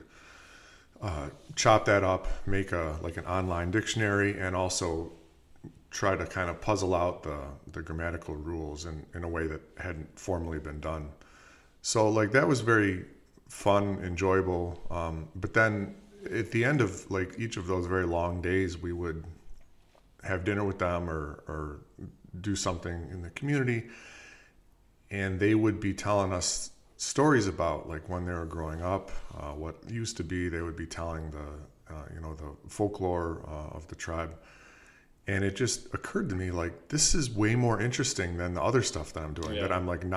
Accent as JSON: {"language": "English", "town": "Penfield", "region": "New York", "country": "United States", "tie": "born or raised there", "also_born_or_lived": "Chicago / Syracuse / Auburn", "said": "I grew up in Penfield, graduated from Penfield High School"}